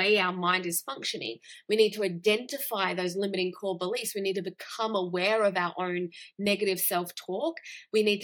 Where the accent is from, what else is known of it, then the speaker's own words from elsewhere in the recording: Australia; I grew up in Australia. I grew up in a Western culture.